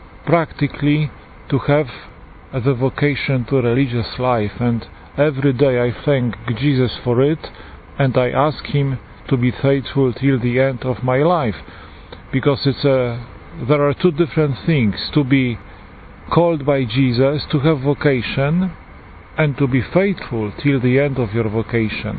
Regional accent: Poland; accent: Polish; English is a second language; moved away; As you can hear from my accent, I am Polish, a Polish priest

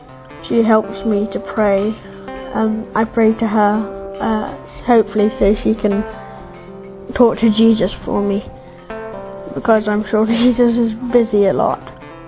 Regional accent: England, United Kingdom; I am 11 and I come from England.

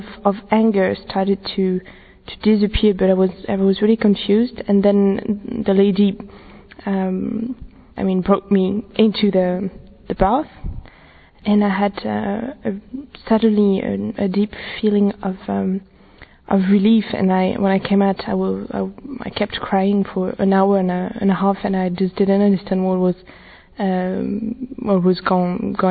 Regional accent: France; I'm from France, I'm 22 years old

